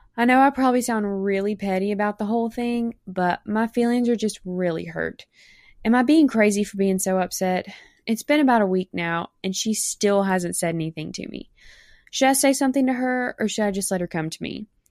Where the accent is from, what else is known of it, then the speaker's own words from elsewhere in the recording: South Mississippi, United States; accent: Mississippi accent; I'm from South Mississippi in the United States.